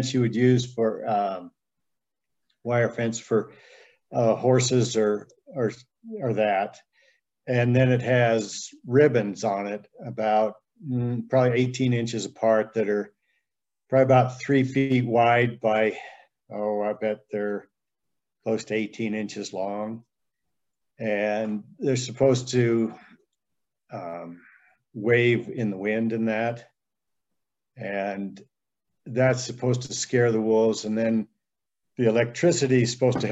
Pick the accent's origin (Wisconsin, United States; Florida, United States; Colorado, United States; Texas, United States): Colorado, United States; Steamboat Springs; now in Walden, United States; I'm from Steamboat Springs originally